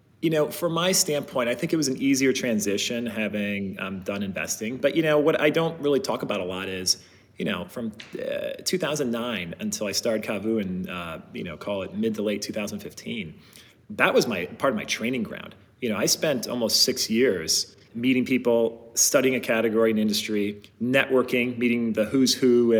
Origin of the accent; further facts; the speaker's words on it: Ohio, United States; I grew up in the Midwest in Ohio